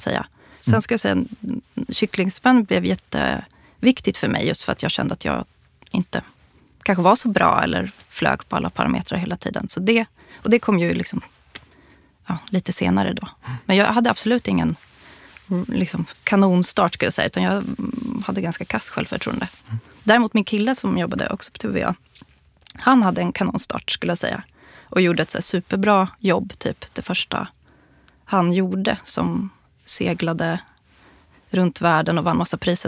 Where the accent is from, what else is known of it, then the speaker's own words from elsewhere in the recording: Borlänge, Dalarna County, Sweden; moved away; also born or lived in Stockholm; jag kommer ju från eh, eh Borlänge